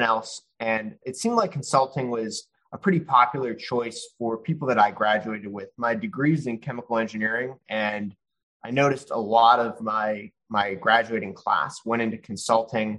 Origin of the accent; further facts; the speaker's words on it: Pittsburgh, Pennsylvania, United States; also born or lived in New Orleans, Louisiana; now in Houston, United States; I'm originally from Pittsburgh, Pennsylvania, by way of New Orleans and now in Houston